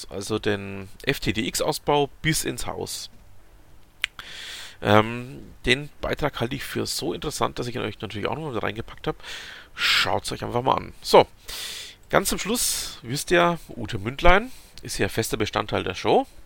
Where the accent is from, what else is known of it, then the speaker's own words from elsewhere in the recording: Bavaria, Germany; Ihr habt es ja schon mitbekommen, ähm, ich als Franke ähm, habe ein gewisses Problem mit den Bayern.